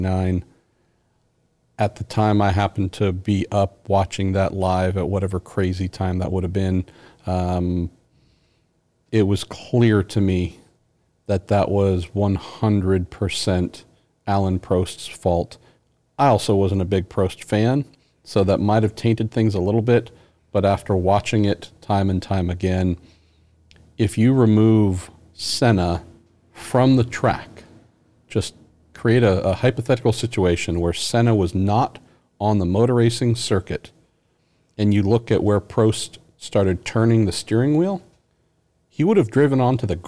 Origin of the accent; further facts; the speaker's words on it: United States; as an American